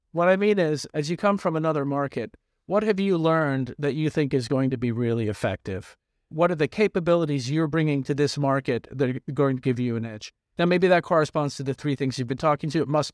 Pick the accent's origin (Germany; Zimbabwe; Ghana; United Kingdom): United Kingdom; now in United States; I'm excited about it, not just because I came from Britain to the U.S. to be successful